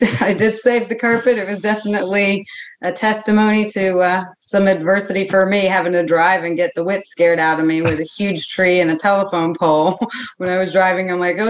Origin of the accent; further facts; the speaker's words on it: Dayton, Ohio, United States; but I grew up in Ohio and Wright Patt Air Force Base in Dayton. I spent all my time there as a child